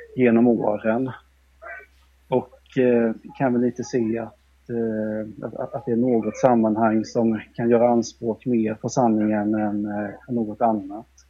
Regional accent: Korsberga, Jönköping County, Sweden; born or raised there; also born or lived in Malmö / Sandhem; now in Vetlanda, Sweden

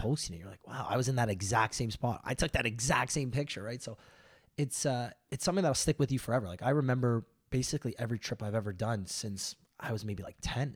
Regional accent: Toronto, Ontario, Canada; we're from Toronto in the big city

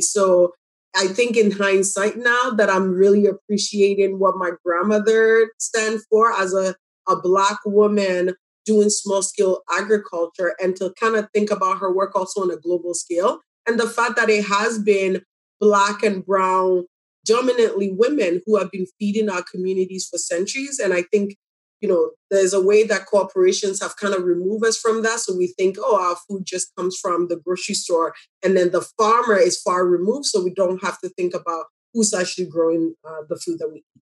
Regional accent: Pipiase, Ghana; also born or lived in Jane and Finch, Toronto, Canada; now in Toronto, Canada; I'm from Ghana, um, a very small village called Pipiase.

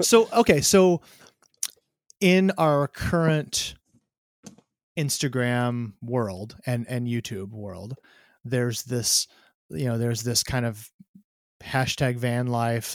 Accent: Myrtle Point, Oregon, United States; I grew up in a tiny town here in Oregon.

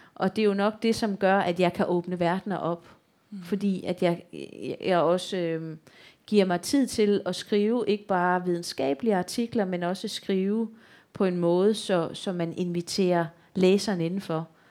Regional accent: Odense, Southern Denmark, Denmark; accent: Funen; et barakbibliotek øh, i Odense, hvor jeg kommer fra

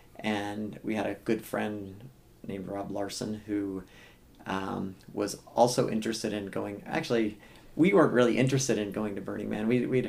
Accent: Iowa, United States; now in Phoenix, United States; I grew up in Iowa

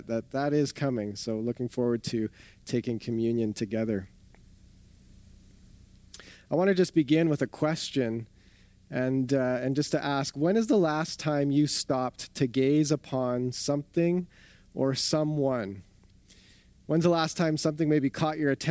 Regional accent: southern Ontario, Canada; also born or lived in Winnipeg; now in Calgary, Canada; I grew up in southern Ontario

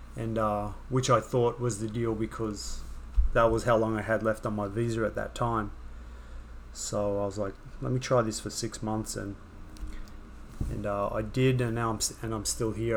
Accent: Sydney, New South Wales, Australia; moved away as an adult; also born or lived in Wagga Wagga, Australia; now in New York, United States; when I was growing up in Sydney

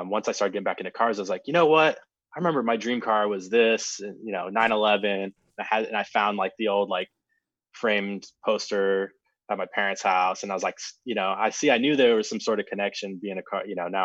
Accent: Auburn, Washington, United States; also born or lived in North Dakota / Seattle; I grew up in Auburn, Washington

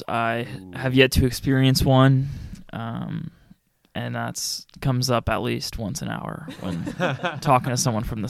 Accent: Chantilly, Virginia, United States; I'm from Chantilly, Virginia.

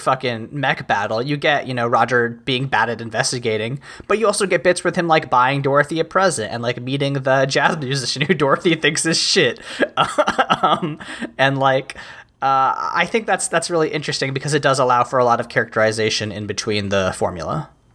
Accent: United States; I am an American

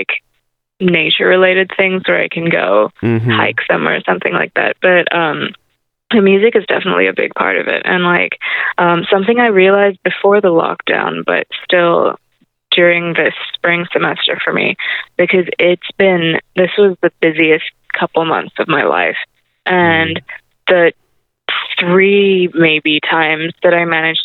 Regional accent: Hong Kong; moved away; I grew up in a big city where I grew up in Hong Kong, and you don't really need a car there

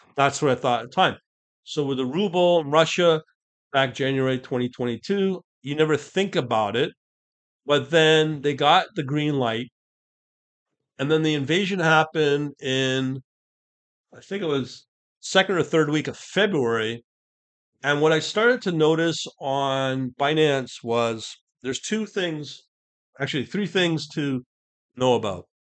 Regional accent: Canada; I'm Canadian, I'm not American

